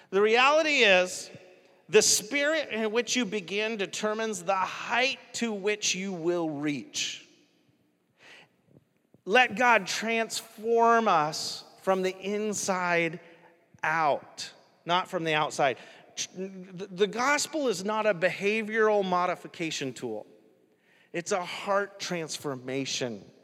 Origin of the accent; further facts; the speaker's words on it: New York, United States; I'm from New York, so that's why I call it out like this.